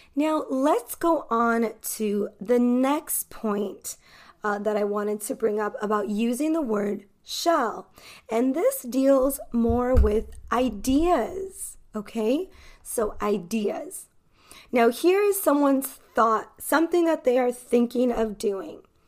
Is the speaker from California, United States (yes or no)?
yes; California, United States; accent: American accent from the Western hemisphere; I am an American English teacher from California